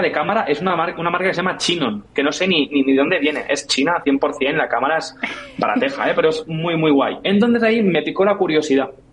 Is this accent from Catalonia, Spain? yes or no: yes; Catalonia, Spain; yo soy catalán y mi padre también